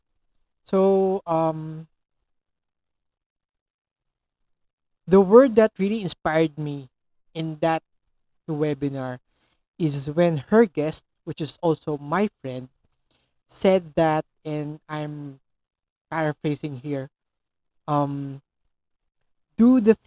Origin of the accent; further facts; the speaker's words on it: Philippines; I'm a Filipino